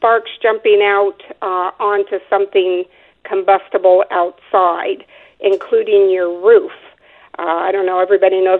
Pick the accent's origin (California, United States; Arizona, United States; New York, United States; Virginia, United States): Arizona, United States; Phoenix; I actually was born and raised in Phoenix, Arizona. I'm a Arizona native